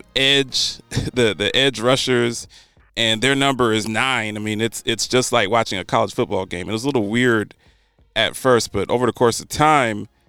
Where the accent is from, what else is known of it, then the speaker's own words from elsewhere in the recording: Ohio, United States; I'm from Ohio.